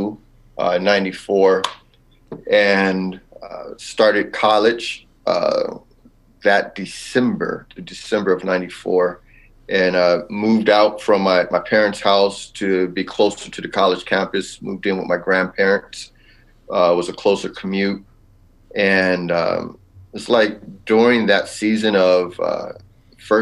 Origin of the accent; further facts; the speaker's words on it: Los Angeles, California, United States; now in Wooster, United States; I'm actually originally from Southern California, Los Angeles area